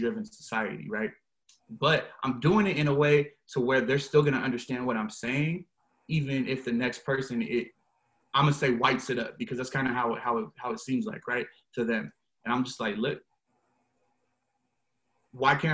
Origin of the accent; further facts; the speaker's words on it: Seattle, Washington, United States; I'm from West Seattle, like born and raised